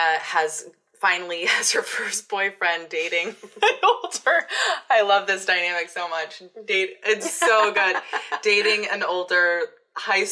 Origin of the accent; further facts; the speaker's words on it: United States; moved away; I'm from Situate. I'm from a town far away and came here